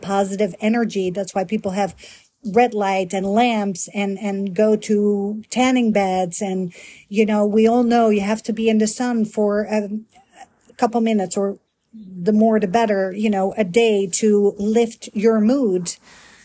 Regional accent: Netherlands; moved away as an adult; also born or lived in Miami; now in United States; I'm a Dutch girl born and raised in Holland, aka the Netherlands capital, Amsterdam

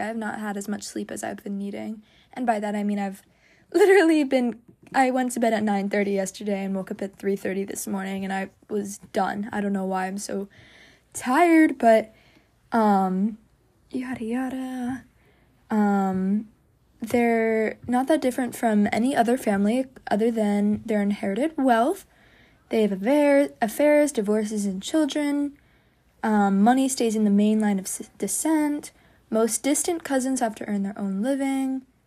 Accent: United States; I was just anything but American

